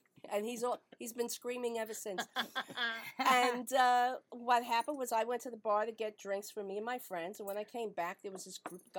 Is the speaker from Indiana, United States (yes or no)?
no; New York City, New York, United States; Oh, I'm a New Yorker.